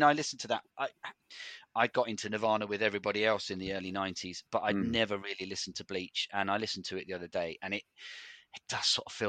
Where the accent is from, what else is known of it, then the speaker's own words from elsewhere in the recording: Farnborough, South East England, United Kingdom; I'm from Farnborough